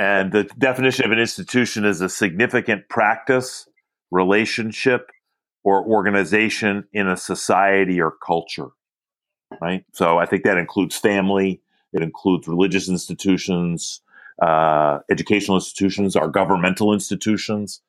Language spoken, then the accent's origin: English; Philadelphia, Pennsylvania, United States; I grew up in Philadelphia, uh, born and raised there